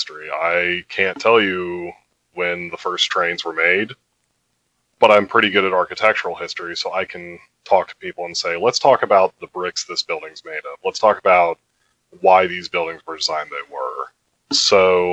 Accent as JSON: {"language": "English", "area": "outside of Baltimore", "region": "Maryland", "country": "United States", "tie": "born or raised there", "said": "I grew up outside of Baltimore"}